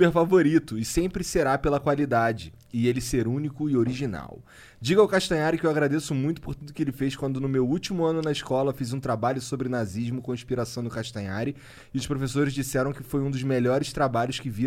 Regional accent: Osasco, São Paulo, Brazil; Não sou eu, porque eu sou de Osasco.

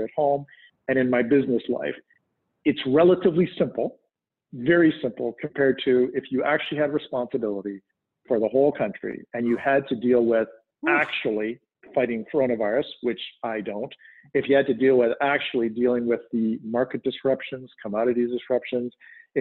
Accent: Canada; now in United States; I'm Canadian and became a dual citizen

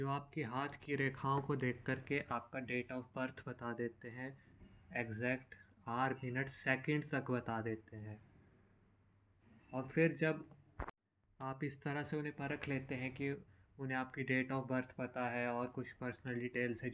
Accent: Himachal Pradesh, India; मैं खुद हिमाचल से बिलोंग करता हूँ हिमाचल के बहुत सारे क्षेत्र देवभूमि माने जाते हैं

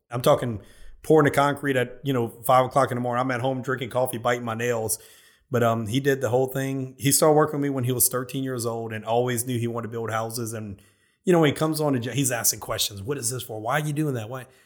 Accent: Prairieville, Louisiana, United States; Look, I came from Prairieville. I just moved in a Long Farm, but oh, geez, two years now.

